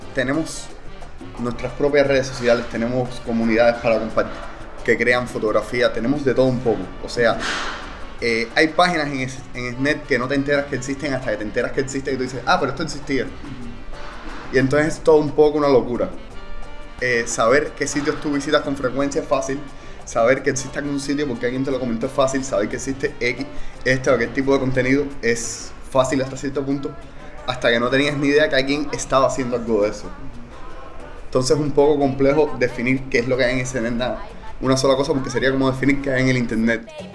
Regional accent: Cuba; soy cubano

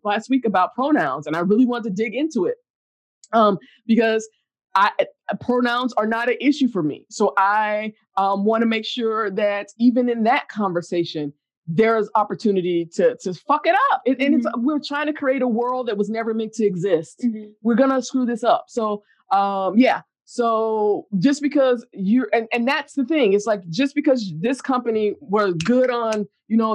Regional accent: the South, United States; I'm from the South

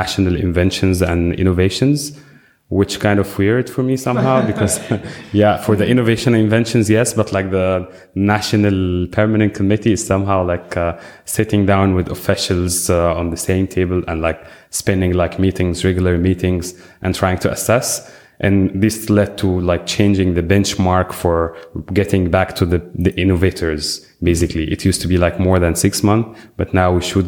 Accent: Alexandria, Alexandria Governorate, Egypt; I came from Alexandria, Egypt

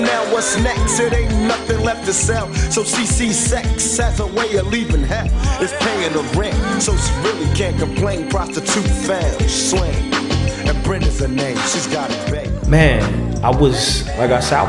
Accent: Chicago, Illinois, United States; I grew up on Van Buren and Cicero. That's where I was born and raised

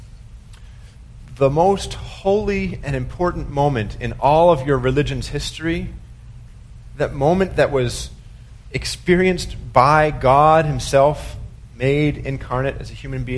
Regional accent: United States; we have this nation's problem as American Christians

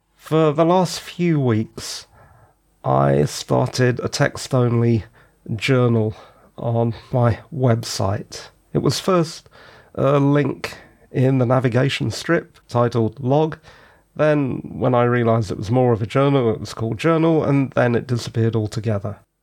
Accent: London, United Kingdom; also born or lived in the West of England / the North of England; I was born in South London

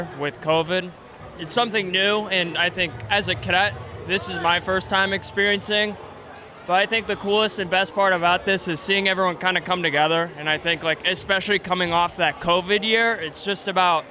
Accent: Boston, Massachusetts, United States; I'm from Boston, Massachusetts

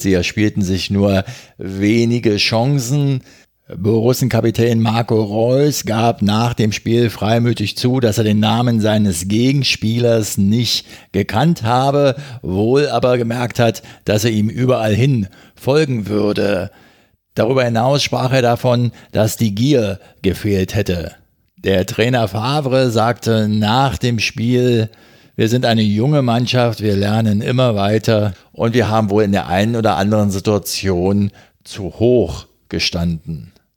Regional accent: Berlin, Germany; als Berliner

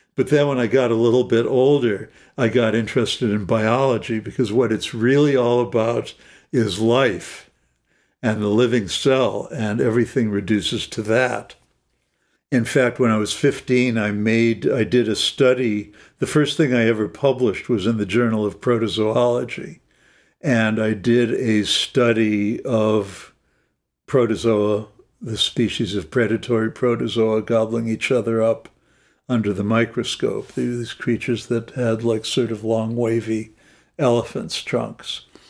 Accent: Los Angeles, California, United States; I grew up in Los Angeles.

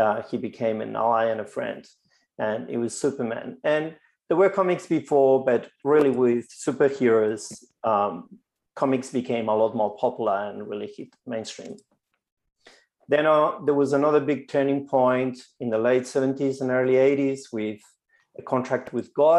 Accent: Spain; moved away as an adult; now in Victoria, Australia; I grew up in Spain

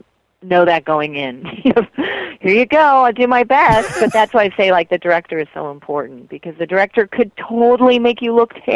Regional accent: Colorado, United States; moved away as an adult; also born or lived in Fruita, Colorado / New York City; now in Los Angeles, United States; I actually grew up in a little town in Colorado, and then I lived in Fruita, Colorado, and then I moved to New York City for many years, and then I moved to Los Angeles

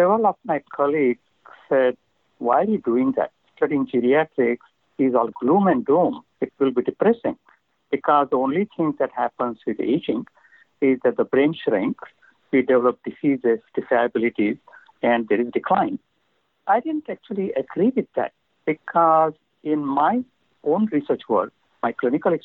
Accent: India; now in San Diego, United States; I come from India

